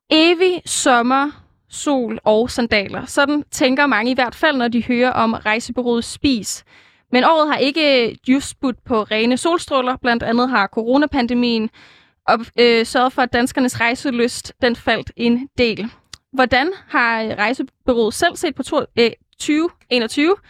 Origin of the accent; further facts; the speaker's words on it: Jutland, Denmark; jeg er jo jyde